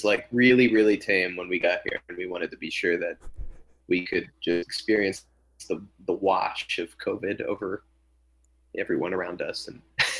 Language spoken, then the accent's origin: English; United States; moved away as an adult; also born or lived in Maryland / Washington, District of Columbia, United States; now in Bloomington, United States; I had never lived anywhere outside of Maryland or DC